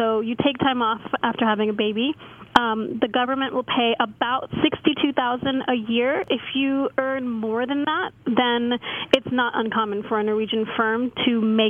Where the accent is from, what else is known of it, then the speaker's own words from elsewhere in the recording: Cincinnati, Ohio, United States; now in London, United Kingdom; Yeah, I'm from Cincinnati, Ohio, born and raised in the wonderful Midwest, which is where I went to college.